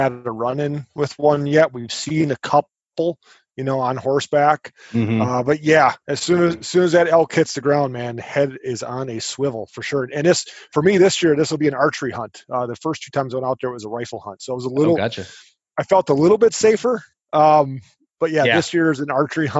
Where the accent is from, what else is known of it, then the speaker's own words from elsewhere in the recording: Milwaukee, Wisconsin, United States; I grew up in the Milwaukee, Wisconsin area, you know, kind of born and raised in the suburbs of Milwaukee.